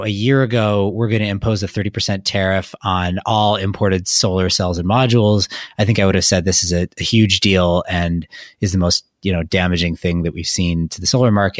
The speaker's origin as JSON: {"language": "English", "region": "Wisconsin", "country": "United States", "said": "I'm from Wisconsin"}